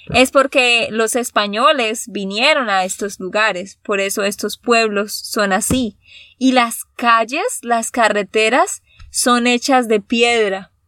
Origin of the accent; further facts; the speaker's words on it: Bucaramanga, Santander, Colombia; now in Austin, United States; Yo soy de Bucaramanga